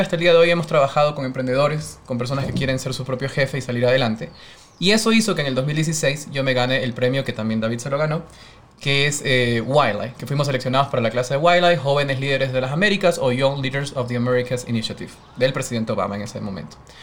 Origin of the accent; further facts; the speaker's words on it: Guayaquil, Guayas, Ecuador; soy guayaquileño, tengo 32 años